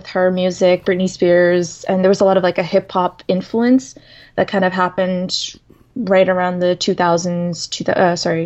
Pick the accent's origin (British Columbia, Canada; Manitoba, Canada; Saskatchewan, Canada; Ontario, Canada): Saskatchewan, Canada; born or raised there; English is a second language; moved away as an adult; also born or lived in Sudan; now in Toronto, Canada